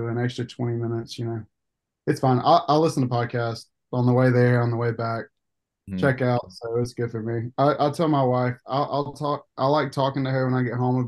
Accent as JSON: {"language": "English", "town": "Coleman", "country": "United States", "tie": "born or raised there", "said": "I'm from Coleman."}